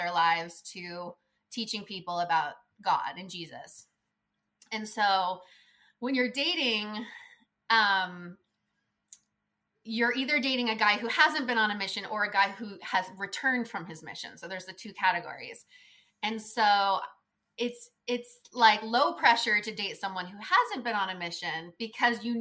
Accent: California, United States; I was raised in California.

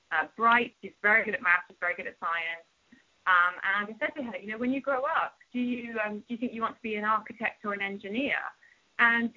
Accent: United Kingdom; moved away as an adult; also born or lived in London; now in United States; I grew up in Thatcher's Britain

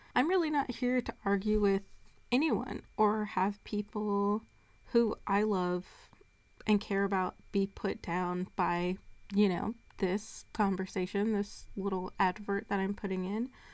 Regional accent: Atlanta, Georgia, United States; I was born and raised in Atlanta

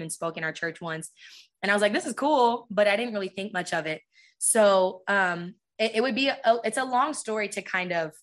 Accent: San Diego, California, United States; I'm from San Diego.

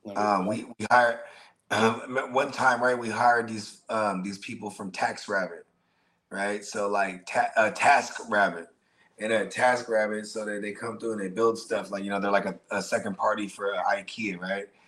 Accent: South Bay, California, United States; I'm from the South Bay, so like Santa Cruz wasn't that far from us.

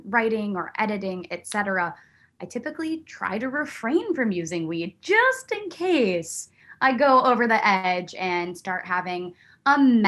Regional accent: Buffalo, New York, United States; born there; also born or lived in Virginia / Pennsylvania; I'm not a military brat, but I was born in Buffalo, New York.

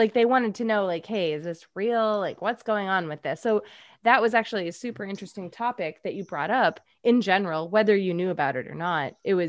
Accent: Boston, Massachusetts, United States; moved away; I grew up in Boston. And now live here.

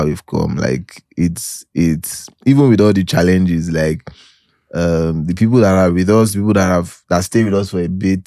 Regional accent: Nigeria; I'm so Nigerian.

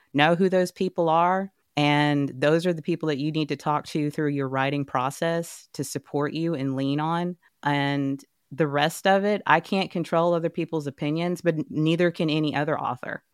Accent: Dallas, Texas, United States; I'm born and raised in Texas.

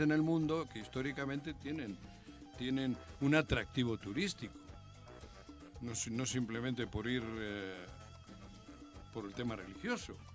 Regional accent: Basque Country, Spain; now in Mexico; mi pueblo, el pueblo vasco

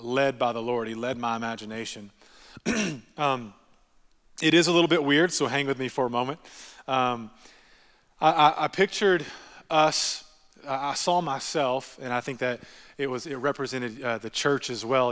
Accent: Texas, United States; I'm from Texas

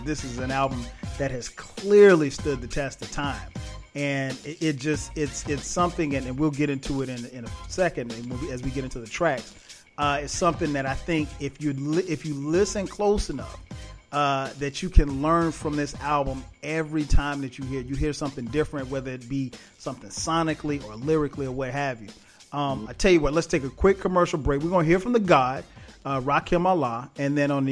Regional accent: Florence, South Carolina, United States; went to Ray's record store in my hometown, Florence, South Carolina.

